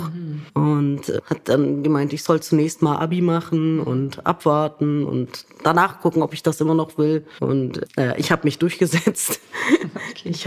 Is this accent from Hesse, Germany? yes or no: no; Lower Saxony, Germany; born there; Also ich bin gebürtige Niedersächsin